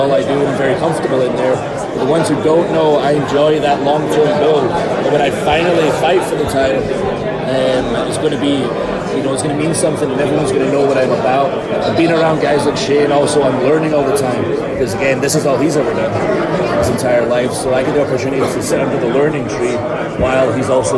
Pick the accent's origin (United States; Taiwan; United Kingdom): United Kingdom; Scotland; I'm from Scotland